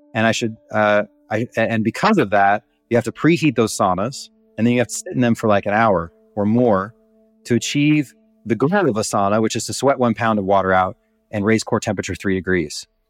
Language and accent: English; Montana, United States; I grew up in Montana